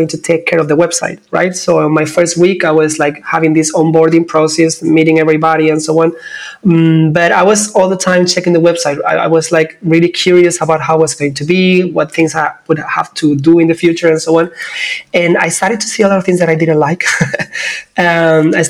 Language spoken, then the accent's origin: English; Cádiz, Andalusia, Spain; moved away as an adult; I'm actually right now living in my hometown. Came back some months ago. I wanted to actually connect back with my roots because I was like for 18 years living in different places and I haven't been able to be here that much. So yeah, south of Spain, Cadiz